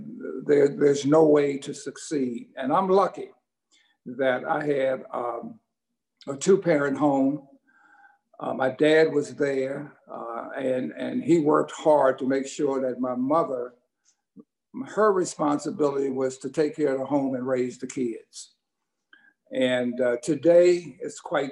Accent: Washington, District of Columbia, United States; the area that I grew up in Washington, D.C.

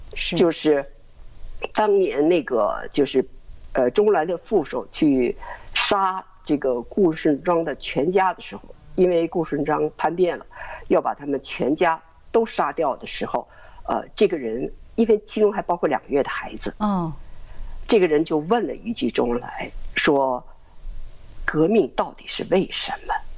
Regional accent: China; now in United States; 这个美国人看不见，我们中国人看得太清楚了。

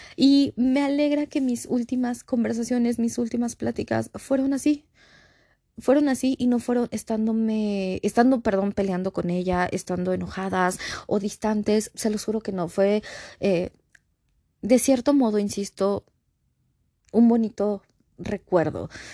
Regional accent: Mexico; aquí todos somos de México

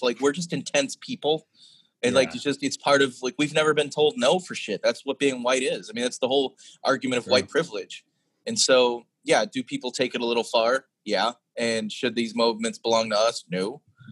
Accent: Chicago, Illinois, United States; also born or lived in New Orleans; now in Austin, United States; I'm from the south side of Chicago. I'm from like the south side. I'm from an Irish Catholic neighborhood, and I went from Chicago to New Orleans to Austin.

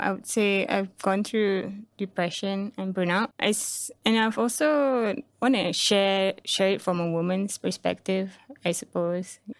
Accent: Singapore; also born or lived in Malaysia; being here as a Singaporean

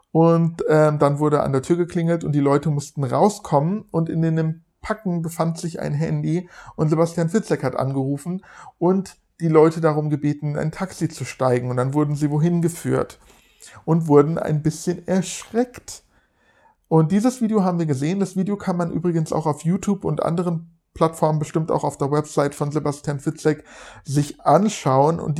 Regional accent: Frankfurt, Hesse, Germany; Ihr wisst, ich komme aus Frankfurt oder in der Nähe von Frankfurt.

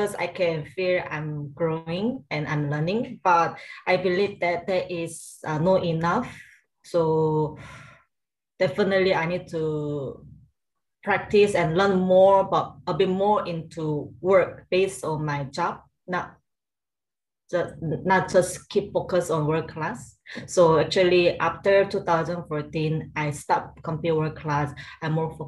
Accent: South Korea; English is a second language; moved away as an adult; now in Singapore; I'm originally from South Korea. Then I moved to Singapore when I was after graduate my college

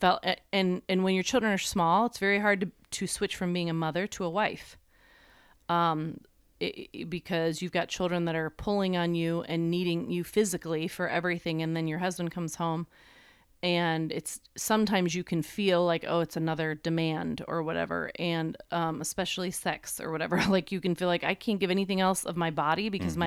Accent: New York, United States; I'm just from New York

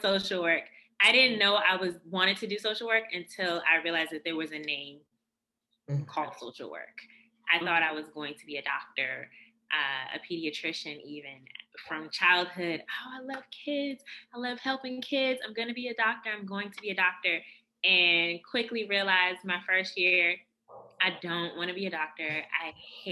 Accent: Washington, District of Columbia, United States; I grew up in Northwest DC in the late 80s, early 90s.

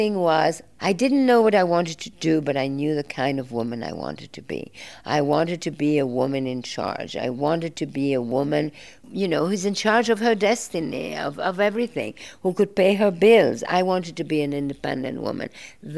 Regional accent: Belgium; I grew up in Belgium

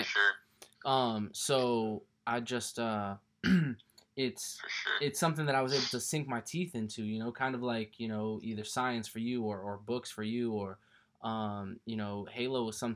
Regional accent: Southern California, United States; also born or lived in Connecticut; I was born in Connecticut, but I grew up in California as well. Southern California

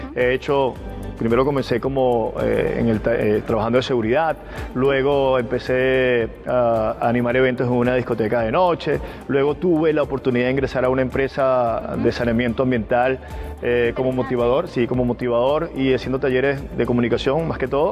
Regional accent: Barquisimeto, Lara, Venezuela; moved away as an adult; now in Peru; soy de Barquisimeto, Estado Lara.

